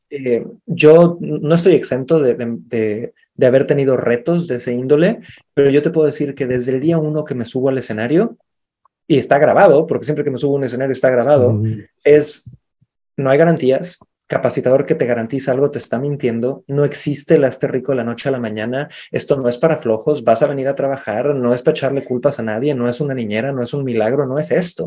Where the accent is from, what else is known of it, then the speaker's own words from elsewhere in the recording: Cancún, Quintana Roo, Mexico; moved away; also born or lived in Santiago, Chile; nací en Cancún